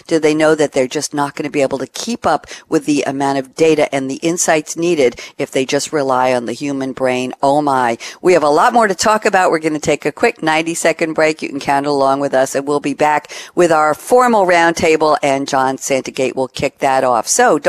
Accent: New York, United States; I'm from New York, and I didn't like Southern sweet tea. I'm moving down south in a month

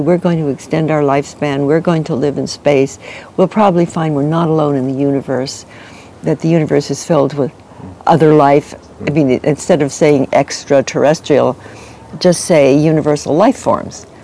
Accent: New York City, New York, United States; now in Santa Barbara, United States; I grew up in New York City on 80th Street and Fifth Avenue, opposite the Metropolitan

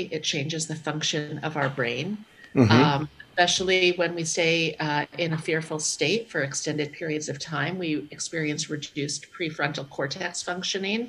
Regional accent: New York City, New York, United States; I'm from New York City, you know, where crime has gone up 740%

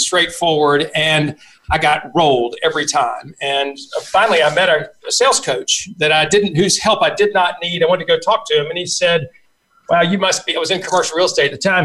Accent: South Carolina, United States; I grew up in in South Carolina

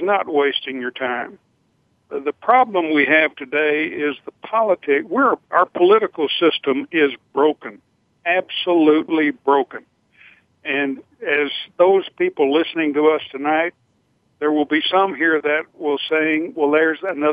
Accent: Eriksdal, Texas, United States; I was raised in Eriksdal, Texas

